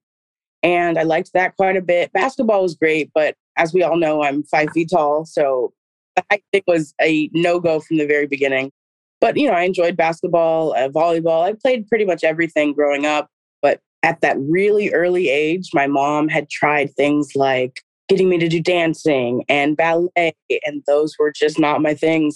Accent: Berkeley, California, United States; I'm from Berkeley, so going to school in Berkeley at my hometown had always been a dream

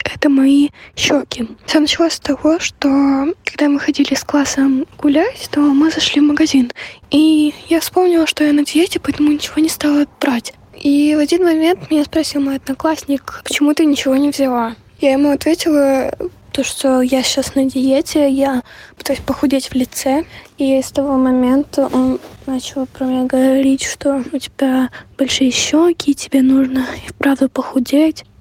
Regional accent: Kyiv, Ukraine; мне 11 лет, я из Киева

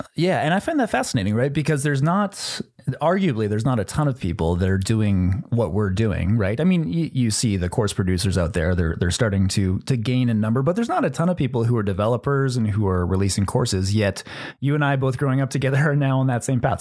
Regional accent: Northern Canada, Canada; we actually grew up together in the same town. We, we grew up in Northern Canada

